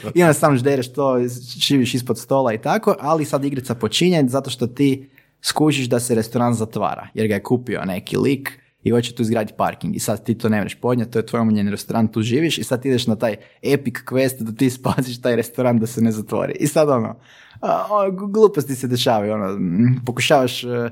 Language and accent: Croatian; Bjelovar, Bjelovar-Bilogora County, Croatia; mi smo iz Bjelovara